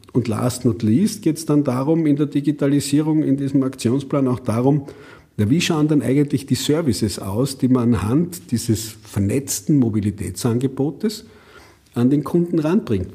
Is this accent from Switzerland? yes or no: no; Austria; bei uns in Österreich